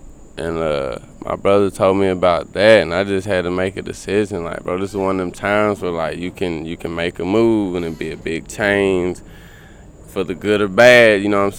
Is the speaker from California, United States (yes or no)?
no; South Carolina, United States; You know, I'm coming from South Carolina, and you know, I wasn't getting the best of weed at the time.